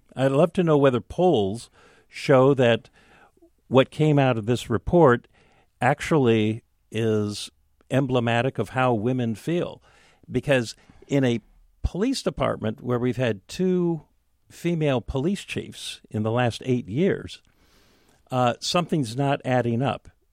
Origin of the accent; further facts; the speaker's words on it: Seattle, Washington, United States; so I grew up with mom in West Seattle.